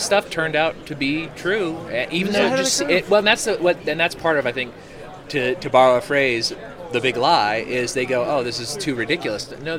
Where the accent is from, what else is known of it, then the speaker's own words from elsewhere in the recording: California, United States; moved away as an adult; also born or lived in Virginia; now in Texas, United States; I'm from California